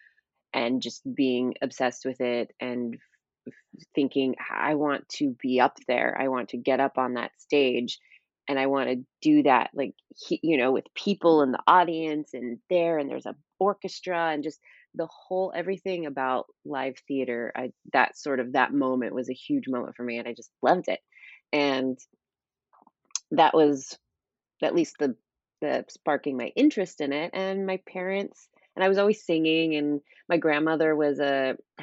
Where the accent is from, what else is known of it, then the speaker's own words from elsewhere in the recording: Sacramento, California, United States; I grew up in Sacramento, California